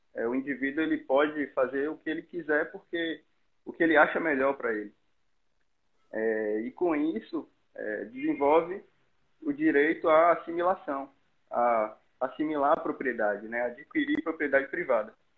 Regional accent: Bahia, Brazil; eu sou baiano, estudo na UNEB, Universidade do Estado da Bahia

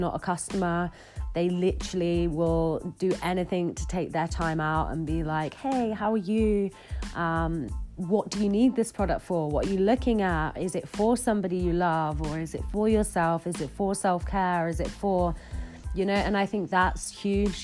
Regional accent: Bristol, South West England, United Kingdom; moved away as an adult; now in Bath, United Kingdom; growing up in Bristol

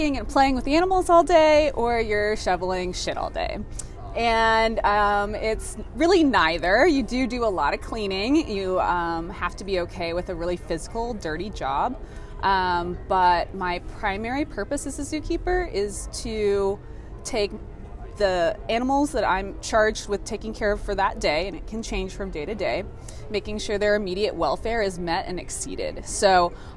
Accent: New England, United States; moved away as an adult; I grew up in the New England area and then have moved all over for work

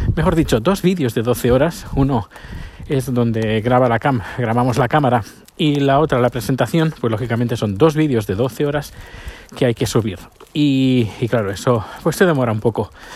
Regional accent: province of Barcelona, Catalonia, Spain; now in Sweden; La provincia de Barcelona es donde yo nací

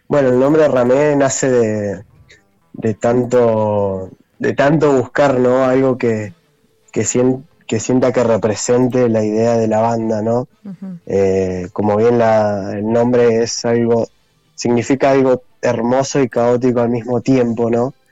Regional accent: Cutral Có, Neuquén, Argentina; now in General Roca, Argentina; el bajista, el guitarrista líder y yo somos de Cutralco

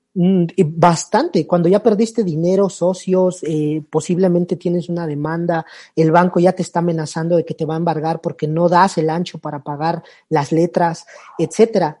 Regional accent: Mexico; also born or lived in Panama; soy eh, mexicano

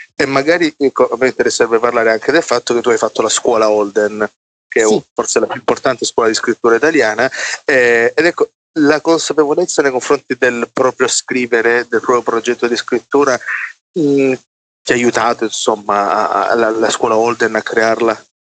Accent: Salento, Apulia, Italy; io vengo dalla periferia d'Italia che è il Salento

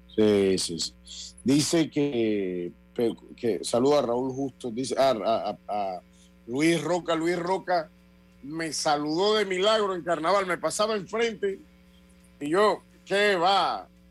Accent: Panama; yo como panameño

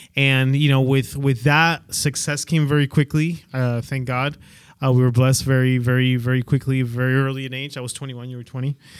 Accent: Peru; English is a second language; moved away; I'm from, I'm originally from Peru

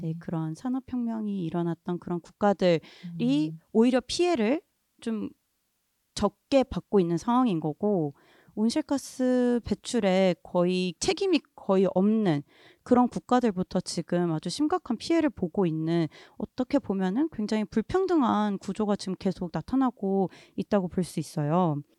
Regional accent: South Korea; 저는 한국에서 태어나고 자란

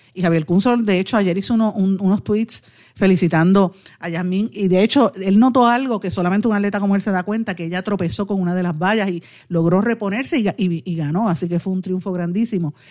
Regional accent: Puerto Rico; como puertorriqueños

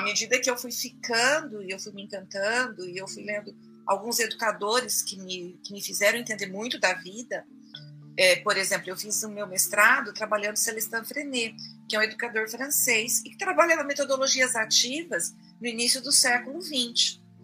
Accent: Fernandópolis, São Paulo, Brazil; moved away as an adult; Eu venho de uma cidade pequena, de Fernandópolis

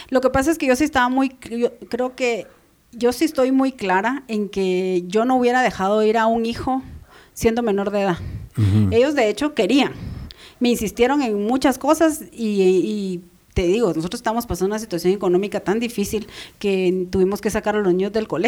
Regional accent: Guatemala; soy guatemalteca

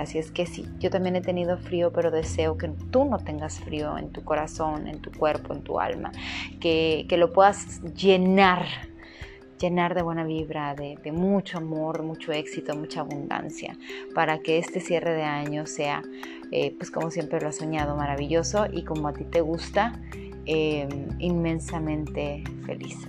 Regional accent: Mazatlán, Sinaloa, Mexico; en mi ciudad natal, para quienes nos escuchan de fuera, en Mazatlán

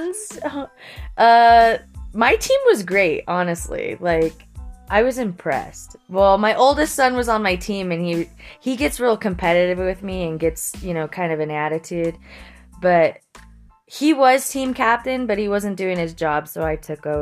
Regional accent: Florence, Colorado, United States; Florence, Colorado, my hometown, down the street from my grandmother's house and down the street from where I grew up.

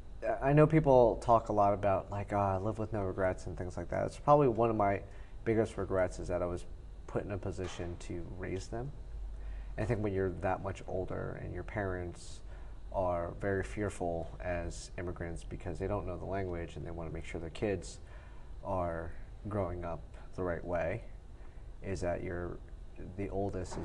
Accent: South Plainfield, New Jersey, United States; also born or lived in Taipei, Taiwan / San Francisco / Edison, New Jersey; being in Edison, growing up in Edison, and then we moved around a lot from apartment to apartment. My parents finally saved up enough money to buy a house in South Plainfield when I was in third grade, and then that's kind of where we grew up.

